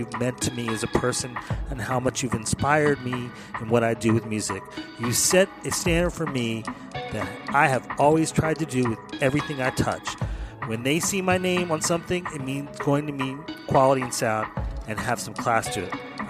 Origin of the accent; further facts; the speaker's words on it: Philadelphia, Pennsylvania, United States; And by the way, I'm from Philadelphia, and so is Nicholas, and so is Rock the Spot.